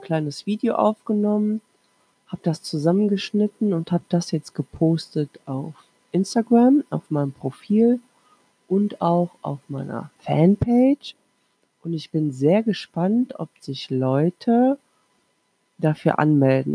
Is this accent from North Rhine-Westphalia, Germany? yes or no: yes; Krefeld, North Rhine-Westphalia, Germany; ich komme ja aus Krefeld, Nordrhein-Westfalen